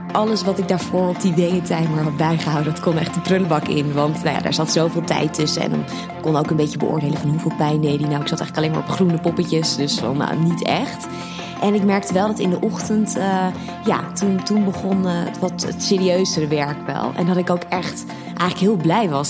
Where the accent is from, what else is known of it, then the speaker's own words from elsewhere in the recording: Harderwijk, Gelderland, Netherlands; also born or lived in Amsterdam; now in Blaricum, Netherlands; ik kom oorspronkelijk uit Harderwijk van de Veluwe